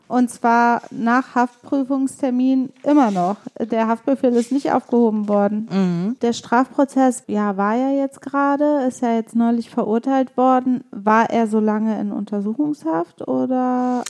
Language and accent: German; Leverkusen, North Rhine-Westphalia, Germany; auch wie ich in Leverkusen geboren, aber wir beide kommen aus Bosnien, ja. beziehungsweise unsere Eltern